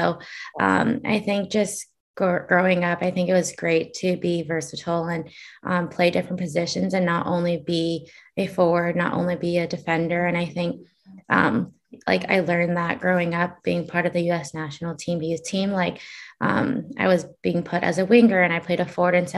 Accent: Hawaii, United States; I grew up in Hawaii

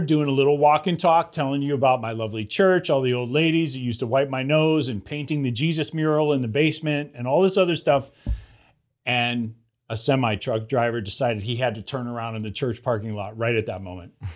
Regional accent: Los Angeles, California, United States; we're from Los Angeles

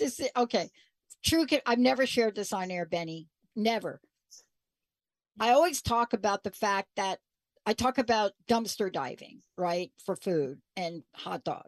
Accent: New York, United States; also born or lived in New Jersey; now in Washington State, United States; I grew up in New York

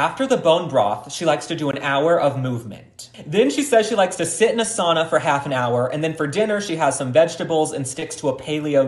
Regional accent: Texas, United States; I was raised in Texas.

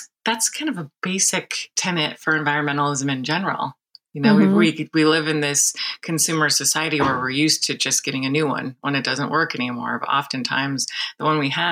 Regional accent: Santa Barbara, California, United States; also born or lived in Humboldt State, California; now in San Francisco, United States; I grew up in Santa Barbara

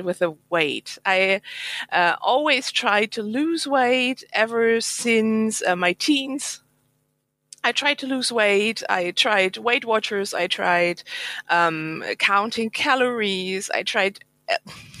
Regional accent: Germany; English is a second language; I'm from Germany, so English is not my mother language.

